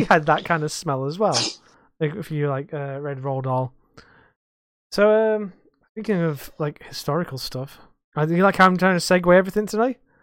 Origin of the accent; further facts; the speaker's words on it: United Kingdom; we're British